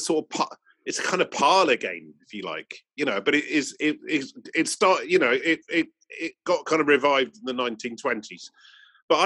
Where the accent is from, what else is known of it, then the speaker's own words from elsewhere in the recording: Bristol, South West England, United Kingdom; growing up in Bristol